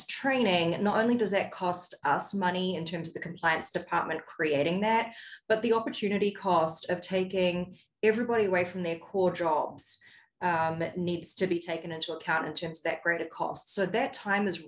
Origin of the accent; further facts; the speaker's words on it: New Zealand; now in United States; I'm originally from New Zealand, and the United States is the fifth country that I've lived in across four regions of the world.